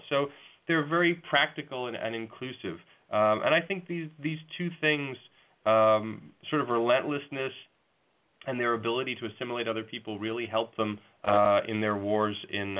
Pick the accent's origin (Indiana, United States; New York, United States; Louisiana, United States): New York, United States; I grew up in New York